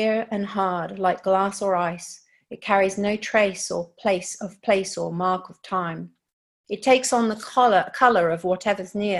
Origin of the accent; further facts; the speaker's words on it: Tokyo, Japan; moved away; also born or lived in United Kingdom / London; I was born and raised in Tokyo